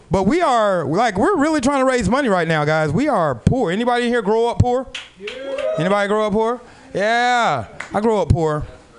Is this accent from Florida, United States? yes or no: no; Portland, Oregon, United States; We are down here from Portland, Oregon.